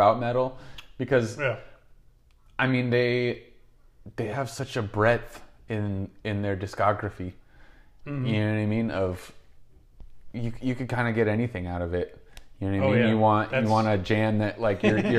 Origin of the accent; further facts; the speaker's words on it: Bay Area, California, United States; we are from the Bay Area